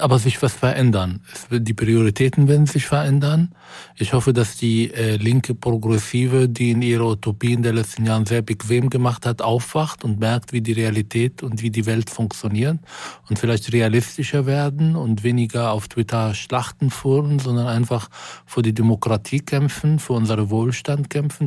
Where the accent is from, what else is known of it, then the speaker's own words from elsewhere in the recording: Israel; moved away; in meine Heimat zurückzukehren